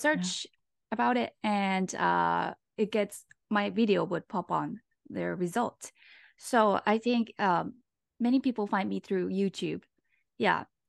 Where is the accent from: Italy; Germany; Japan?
Japan; moved away as an adult; now in Los Angeles, United States; I'm from Japan, and right now I live in L